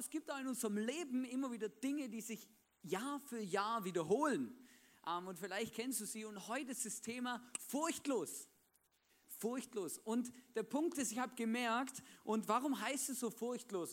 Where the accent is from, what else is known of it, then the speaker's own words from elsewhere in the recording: Swabia, Baden-Württemberg, Germany; now in Vorarlberg, Austria; da, wo ich aufgewachsen bin, im Schwabenländle